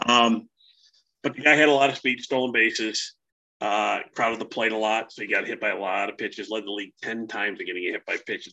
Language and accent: English; Northwest Indiana, United States; now in Tennessee, United States; I grew up up in Northwest Indiana.